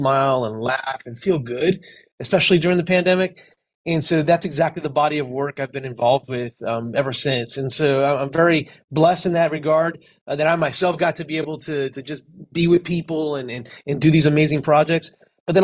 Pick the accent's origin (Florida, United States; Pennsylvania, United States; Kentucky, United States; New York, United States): Florida, United States; Miami; also born or lived in California; I was raised in Miami